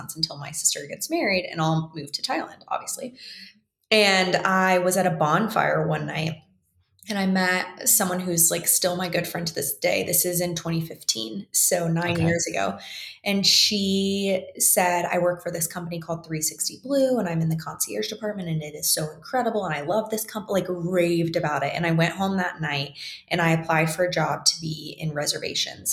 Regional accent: the Florida panhandle, United States; moved away as an adult; now in Jackson Hole, United States; I was still in my hometown and I was ready to leave. Like I had been there for a really long time. I'd moved back after college

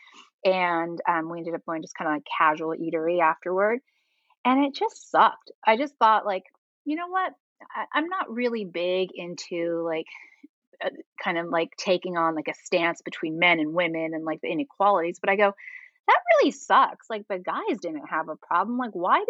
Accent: California, United States; I'm from California, but I've lived other places

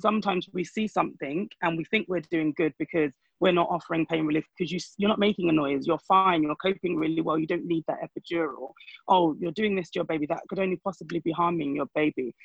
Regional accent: Nigeria; I am a Nigerian.

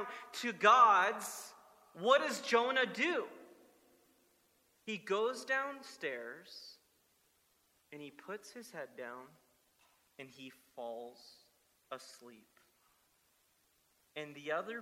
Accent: South Florida, United States; moved away; growing up in South Florida

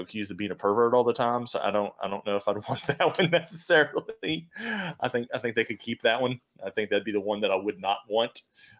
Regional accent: New Orleans, Louisiana, United States; I'm growing up in New Orleans.

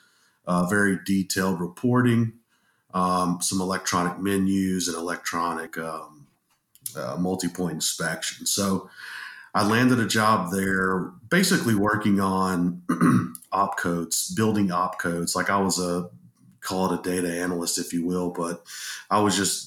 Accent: Dallas, Texas, United States; also born or lived in Columbia, Missouri; now in Arkansas, United States; I'm from Dallas, Texas originally

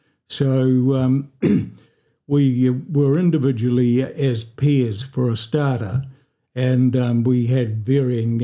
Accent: Oamaru, Otago, New Zealand; I was born here in Oamaru

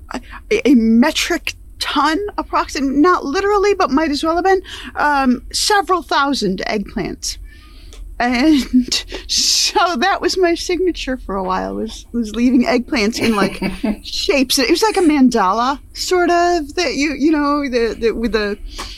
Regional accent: upstate New York, United States; we grew up in upstate New York, so my pattern and style of speech, my accent, is pretty much how people sounded there.

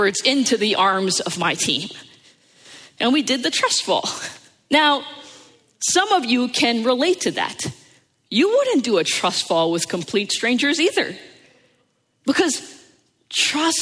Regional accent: United States; growing up in the New York, New Jersey area

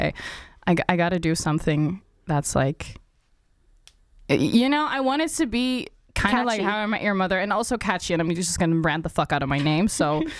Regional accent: Achterhoek, Gelderland, Netherlands; English is a second language; also born or lived in Rotterdam, Netherlands; now in Amsterdam, Netherlands; I was born in Rotterdam, and I moved to the Achterhoek, which is like basically a shithole. And I'm not very grateful that that is where I grew up.

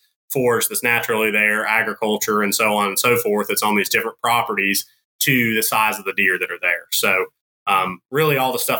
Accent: North Carolina, United States; I grew up in North Carolina and went to NC State for wildlife biology

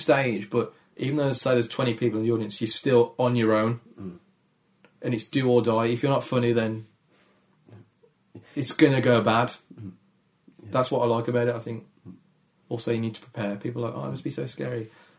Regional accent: Dudley, West Midlands, United Kingdom; accent: Dudley; My accent is quite, yeah, it's quite gravelly. It's friendly, gravelly, sad, but won't rob you. Do you know what I mean? Like Dudley Gravelly sad.

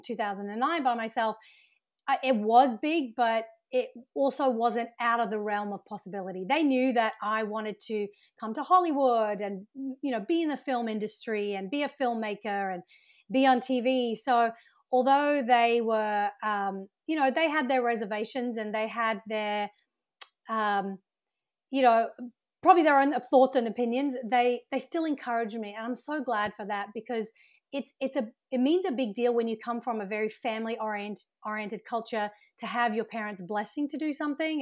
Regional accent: Brisbane, Queensland, Australia; moved away as an adult; also born or lived in United Kingdom / Sydney, Australia; now in Los Angeles, United States; I was actually born in the U K, and I grew up in Australia, so my family migrated to Australia when I was around eight

